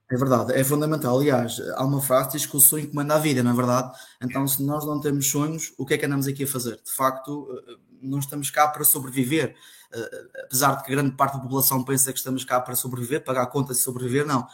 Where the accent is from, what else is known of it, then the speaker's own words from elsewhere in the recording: Funchal, Madeira, Portugal; sou natural do Funchal, da Madeira